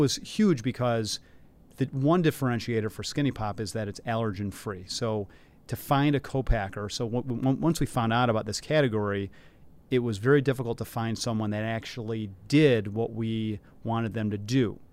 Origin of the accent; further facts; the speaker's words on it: Detroit, Michigan, United States; moved away as an adult; also born or lived in New York / Philadelphia; now in Chicago, United States; I grew up in the Detroit area